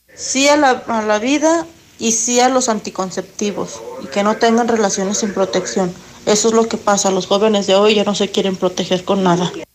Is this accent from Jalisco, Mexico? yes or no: yes; Guadalajara, Jalisco, Mexico; yo soy de aquí de Guadalajara